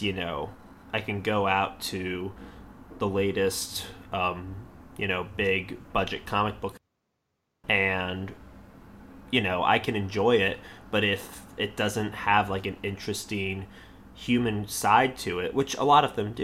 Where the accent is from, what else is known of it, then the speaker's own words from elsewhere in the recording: Charlotte, North Carolina, United States; also born or lived in Maryland; I was born in Maryland, um, but my parents moved to North Carolina when I was five years old. Um, so I was raised by Northerners, even though I grew up in the South